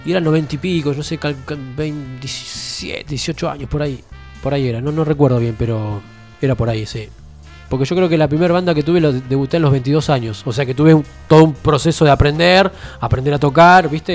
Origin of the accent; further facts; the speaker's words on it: Haedo, Buenos Aires Province, Argentina; moved away as an adult; also born or lived in El Palomar / Caseros; De Buenos Aires, yo soy de Buenos Aires.